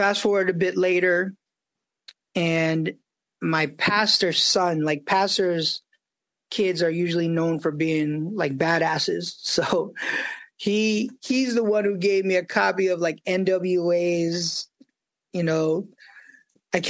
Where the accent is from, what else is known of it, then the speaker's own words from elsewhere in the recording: New York City, New York, United States; I grew up in New York